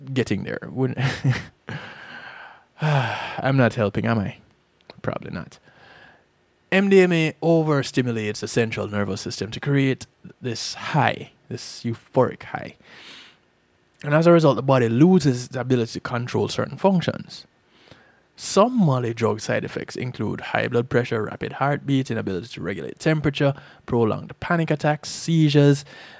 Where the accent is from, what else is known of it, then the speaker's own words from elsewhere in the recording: Jamaica; moved away; I didn't have that experience growing up in Jamaica.